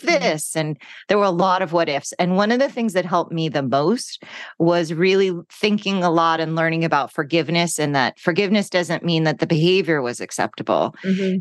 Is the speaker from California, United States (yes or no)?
yes; Los Angeles, California, United States; growing up in California and Los Angeles